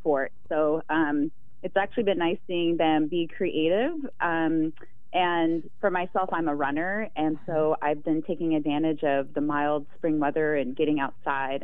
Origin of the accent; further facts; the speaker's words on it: Pacific Northwest, United States; also born or lived in Arizona; I grew up in the Pacific Northwest